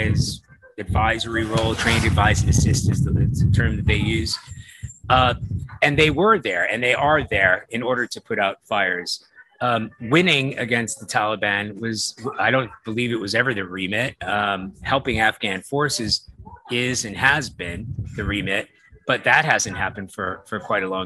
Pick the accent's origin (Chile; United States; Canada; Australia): United States; East Coast; I'm a Sicilian and, you know, I come from the East Coast